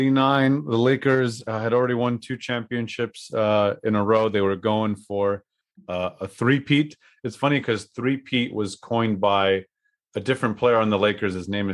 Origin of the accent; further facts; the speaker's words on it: California, United States; growing up in California